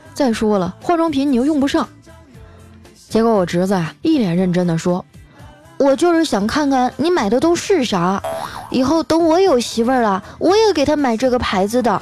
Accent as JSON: {"language": "Chinese", "town": "Harbin", "region": "Heilongjiang", "country": "China", "tie": "born or raised there", "said": "就拿我老家哈尔滨来说吧"}